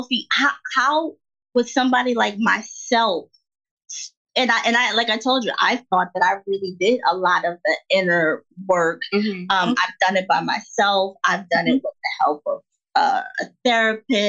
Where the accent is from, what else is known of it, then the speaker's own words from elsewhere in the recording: the North, United States; moved away as an adult; now in the South, United States; I'm from the North, and you know, now I live in the South.